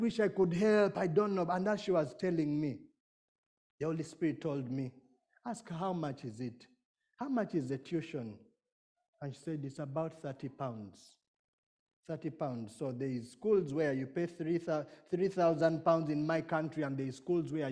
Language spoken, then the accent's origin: English; Uganda; I come from Uganda